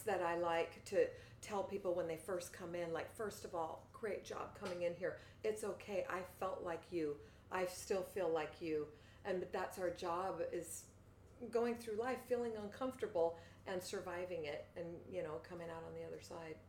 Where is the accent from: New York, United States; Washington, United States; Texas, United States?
Washington, United States; Seattle; I grew up in Seattle, just across the water, specifically by Green Lake.